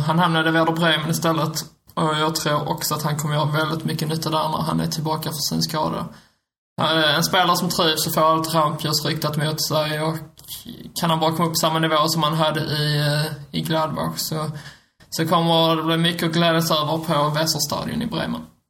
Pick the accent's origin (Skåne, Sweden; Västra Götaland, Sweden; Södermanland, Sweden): Skåne, Sweden; som en skåning